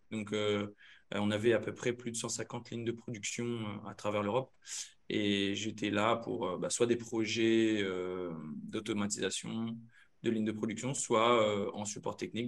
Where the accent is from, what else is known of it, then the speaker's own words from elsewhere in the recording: Saint-Paul, Réunion; moved away as an adult; also born or lived in Limoges; d'où je viens, comme dit Claire La Réunion, moi c'est un Yab, sort de Game Saint-Paul un euh, petit village la Miss